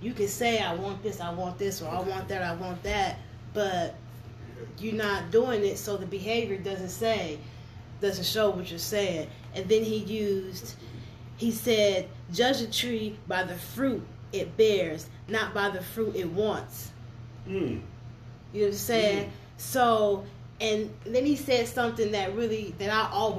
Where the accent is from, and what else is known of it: Ohio, United States